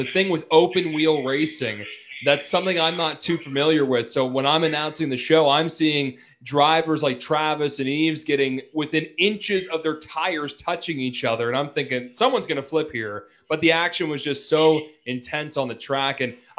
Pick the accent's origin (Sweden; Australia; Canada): Canada; Nova Scotia; I'm from Nova Scotia